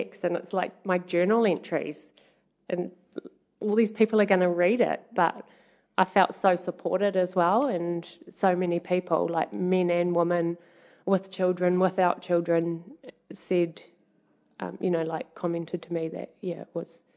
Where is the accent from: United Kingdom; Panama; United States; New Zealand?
New Zealand; Hamilton, Waikato; I'm originally from Hamilton, and I grew up here and went to school in Hamilton